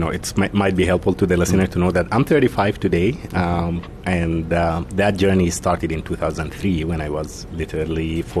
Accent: Sudan; Growing up in Sudan was quite an interesting experience. I was born at an interesting time when Sudan had just turned into an Islamist dictatorship. Not a friendly place to grow up.

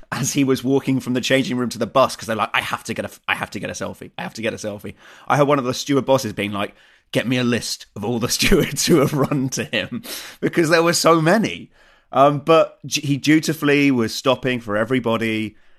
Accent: England, United Kingdom; now in Germany; being English

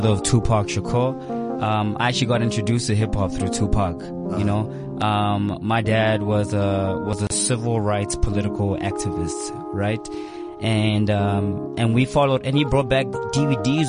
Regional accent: Kempton Park, Gauteng, South Africa; growing up in the East Rand. I'm from the East Rand of Kempton Park.

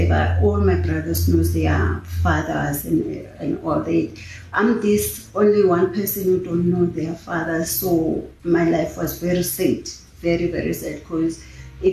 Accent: South Africa; I was born here in Tarfandin. I grew up in Tarfandin.

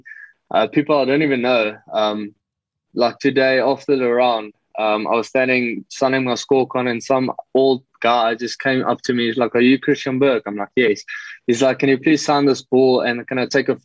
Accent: Potchefstroom, North West, South Africa; moved away as an adult; also born or lived in Parys / Bloemfontein; now in Johannesburg, South Africa; I was born in Potch, Potchefstroom. Then I moved to Parais till I was 6 years old. Had grade one and two, I was in Parais. And then I moved back to Potch and I had my whole school career there

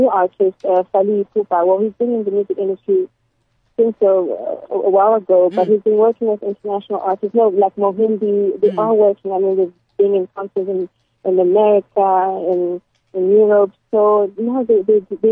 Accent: South Africa; now in Lubumbashi, DR Congo; I grew up in South Africa. I moved since 89.

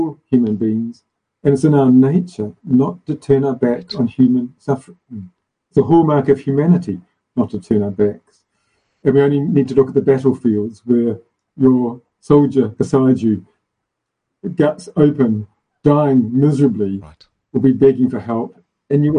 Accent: South Africa; my home country, South Africa

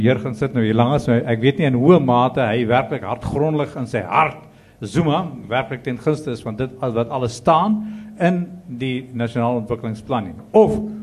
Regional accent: South Africa

